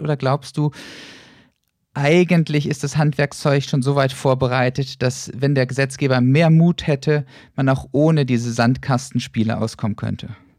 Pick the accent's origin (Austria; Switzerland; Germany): Germany; Northern Germany; moved away; ich komme ursprünglich aus dem Norden, mag Bremerhaven sehr, sehr gern